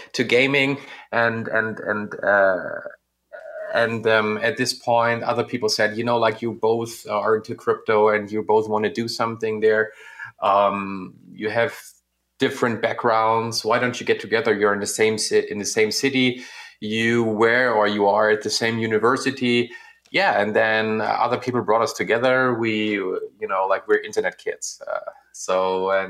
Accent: Northern Germany, Germany; I'm from Northern Germany

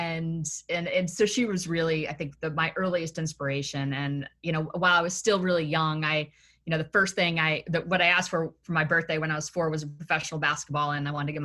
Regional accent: Tennessee, United States; also born or lived in Massachusetts; I was born in Massachusetts, and then my family moved down to Tennessee, and I would say.

